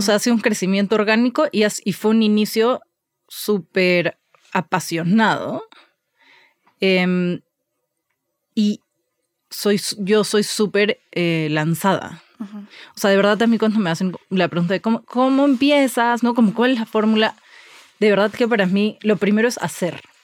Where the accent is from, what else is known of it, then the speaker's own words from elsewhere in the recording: Lima, Peru; moved away as an adult; also born or lived in Barcelona; now in Mexico; crecí toda la vida en, en Lima